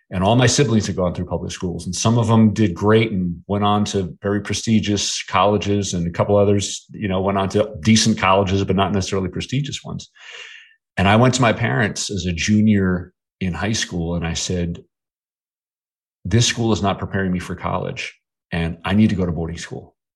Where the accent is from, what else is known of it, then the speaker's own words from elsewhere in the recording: Bedford Hills, New York, United States; also born or lived in Manhattan, New York / New Jersey; we moved from New Jersey to the town that I grew up in, which was called Bedford Hills, New York.